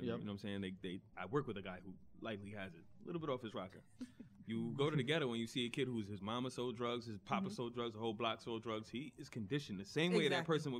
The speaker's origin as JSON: {"language": "English", "country": "United States", "tie": "born or raised there", "said": "I'm born here. I'm like American."}